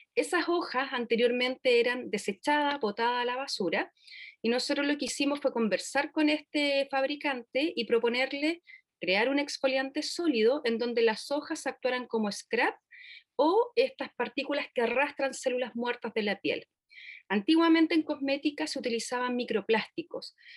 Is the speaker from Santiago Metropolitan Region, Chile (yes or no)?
no; Puerto Varas, Los Lagos, Chile; nosotros somos de Puerto Varas